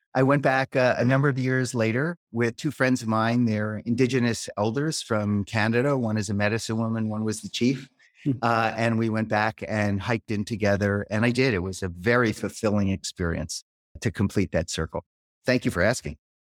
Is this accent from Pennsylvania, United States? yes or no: yes; Philadelphia, Pennsylvania, United States; moved away as an adult; now in Peterborough, United States; I grew up in Philadelphia, where I lived for many years, uh, until I was about forty.